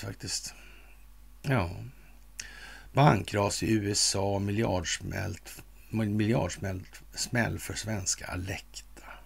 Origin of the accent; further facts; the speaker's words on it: Sweden; som svensk numera